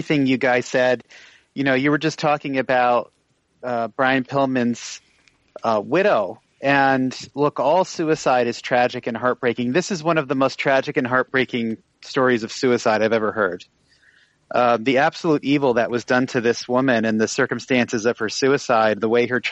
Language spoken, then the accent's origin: English; Connecticut, United States; Where I grew up in Connecticut, ironically, it was the headquarters of WWF